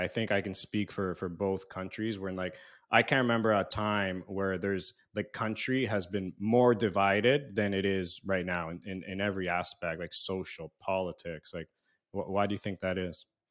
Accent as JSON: {"language": "English", "country": "Canada", "tie": "born or raised there", "also_born_or_lived": "United States", "moved": "yes", "said": "growing up in Canada and U S"}